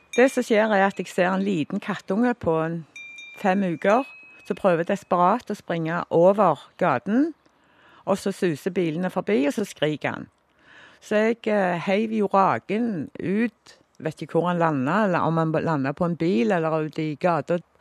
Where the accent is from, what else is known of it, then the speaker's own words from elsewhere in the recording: Stavanger, Rogaland, Norway; født og oppvokst i Stavanger